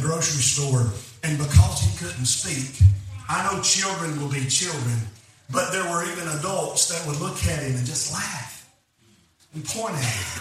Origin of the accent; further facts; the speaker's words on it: Alabama, United States; I'm from Alabama.